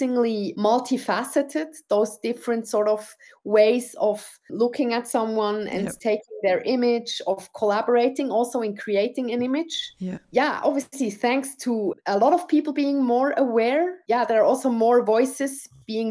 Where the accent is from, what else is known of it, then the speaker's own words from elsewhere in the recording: Switzerland; being brought up in Switzerland, where I could choose my path